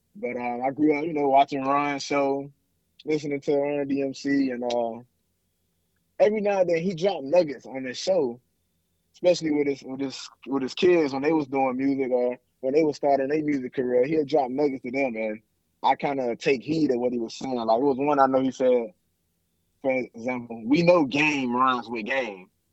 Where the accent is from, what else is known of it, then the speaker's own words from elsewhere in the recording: Miami, Florida, United States; now in Houston, United States; growing up in Miami